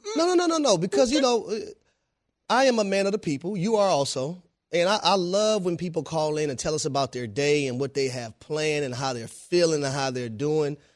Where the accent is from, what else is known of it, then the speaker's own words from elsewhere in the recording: Georgia, United States; I am from Georgia. I live in Georgia.